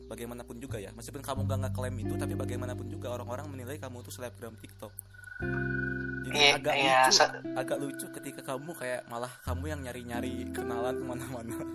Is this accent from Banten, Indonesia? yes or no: no; Bandung, West Java, Indonesia; kita mah di mana tuh ya mm -mm. lahir juga di Bandung